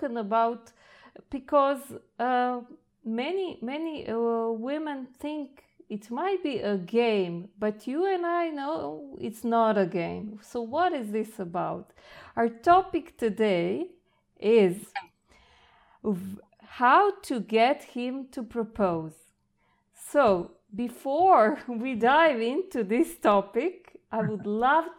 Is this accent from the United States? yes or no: no; Croatia; I come from Croatia